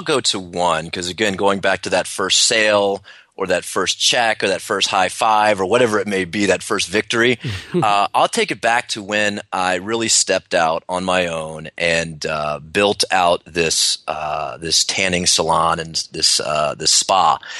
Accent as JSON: {"language": "English", "town": "Washington", "region": "District of Columbia", "country": "United States", "tie": "born or raised there", "said": "And, I grew up in the Washington, D.C. area. So everyone there pretty much is a government worker or a government contractor."}